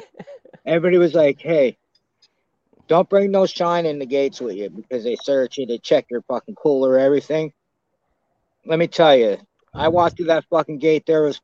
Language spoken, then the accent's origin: English; Pennsylvania, United States; I'm from Pennsylvania. I'm not used to that really steaming hot weather